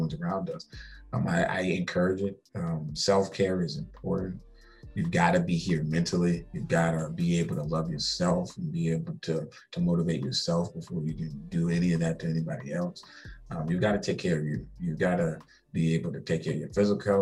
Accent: Charleston, South Carolina, United States; also born or lived in Columbia, South Carolina; I'm from Charleston, born and raised.

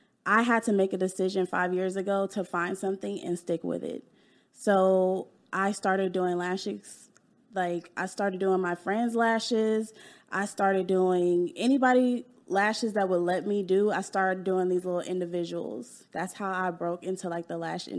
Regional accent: Dallas, Texas, United States; also born or lived in California, United States; I was born in California. And I moved to Dallas when I was 10

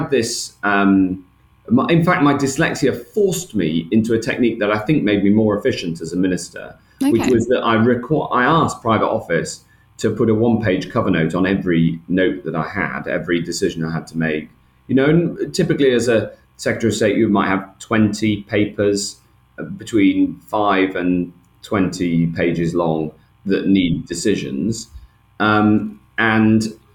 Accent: Chester, North West England, United Kingdom; near where I grew up in Chester, just outside Chester

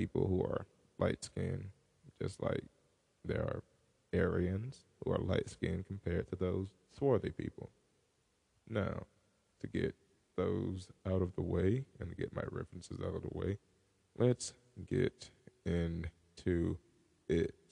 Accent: United States; I am an Afro American since I was born in America

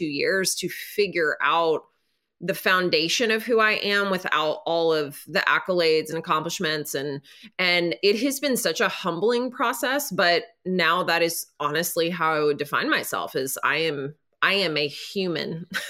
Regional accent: Nashville, Tennessee, United States; So I'm from Nashville.

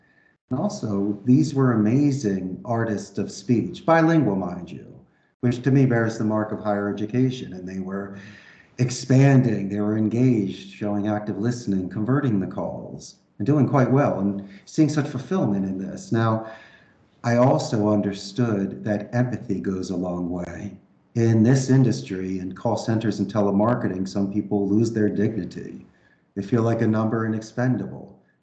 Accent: Philadelphia, Pennsylvania, United States; accent: Philly; moved away as an adult; also born or lived in Arizona; now in Costa Rica; growing up in Northeast Philadelphia

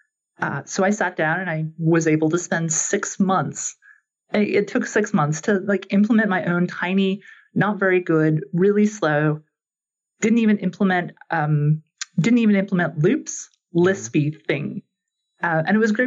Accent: Canada; growing up in Canada

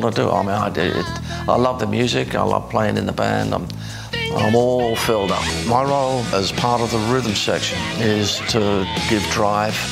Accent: London, United Kingdom; I'm from London

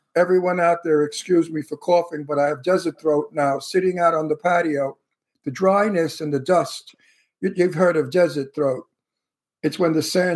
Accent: New York City, New York, United States; accent: Brooklyn; I could talk like I come from Brooklyn because I really do come from Brooklyn, you know. So my accent is a real accent

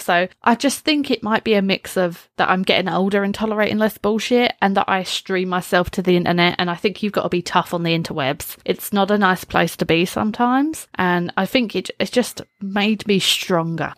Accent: United Kingdom; I, as a British person

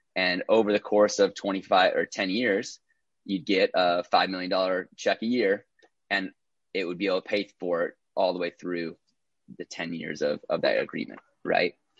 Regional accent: Minnesota, United States; moved away as an adult; also born or lived in Iowa; now in Los Angeles, United States; born and raised in Minnesota

